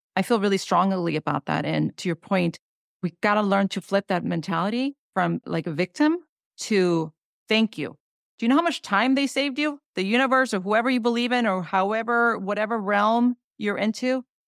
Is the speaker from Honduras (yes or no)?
yes; Honduras; moved away; I come from Honduras. That's a third world country.